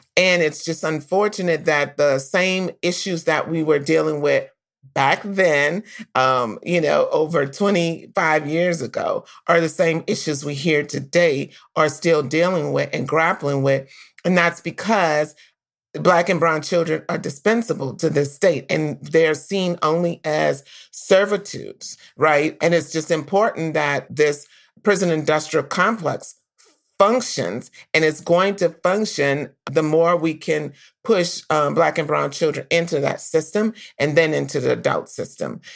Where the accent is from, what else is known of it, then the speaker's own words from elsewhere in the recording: New Orleans, Louisiana, United States; growing up in New Orleans